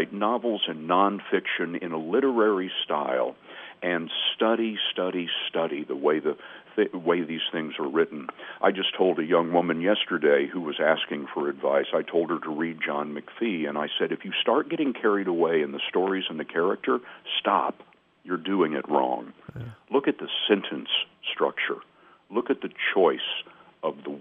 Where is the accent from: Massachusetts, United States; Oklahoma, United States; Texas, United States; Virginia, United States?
Texas, United States; Lubbock; moved away; the 90,000 daily paper in my hometown of Lubbock, Texas